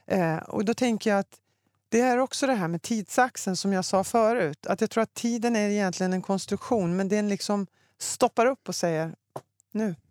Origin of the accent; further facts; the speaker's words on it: Luleå, Norrbotten County, Sweden; Jag är uppväxt i Norrbotten, i Luleå.